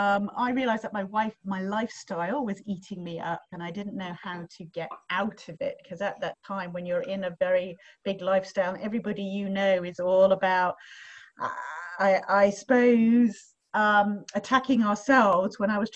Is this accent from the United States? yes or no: no; England, United Kingdom; also born or lived in third world countries; now in Australia; So my background is, as you can tell possibly from my voice, I'm not Australian. So I am originally from England, but I had a very interesting upbringing